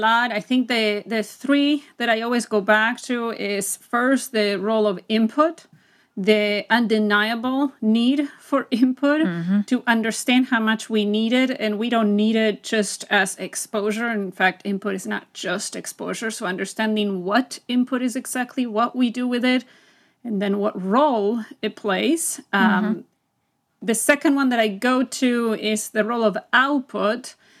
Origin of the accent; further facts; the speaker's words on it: Buenos Aires, Argentina; first language Spanish; English is a second language; moved away as an adult; now in United States; So I am originally from Buenos Aires, Argentina. So I am a native Spanish speaker. I moved to the U.S. when I was 19, and I moved here because of love.